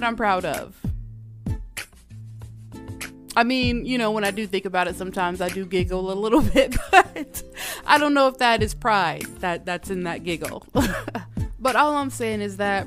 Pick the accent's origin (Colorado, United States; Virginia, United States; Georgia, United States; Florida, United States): Georgia, United States; moved away as an adult; now in Minnesota, United States; Y'all know I'm from Georgia.